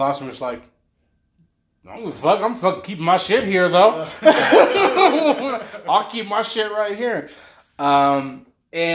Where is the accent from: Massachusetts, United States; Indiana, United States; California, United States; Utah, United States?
Utah, United States; I'm from Utah